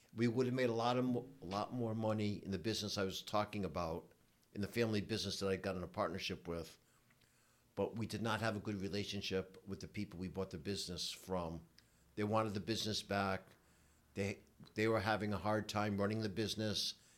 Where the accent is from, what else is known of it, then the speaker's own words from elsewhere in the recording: Providence, Rhode Island, United States; I grew up in Providence, Rhode Island